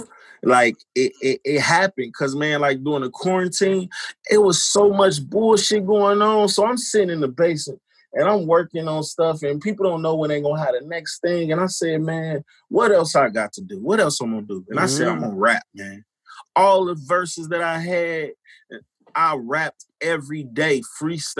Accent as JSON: {"language": "English", "town": "Chicago", "region": "Illinois", "country": "United States", "tie": "born or raised there", "said": "growing up in Chicago"}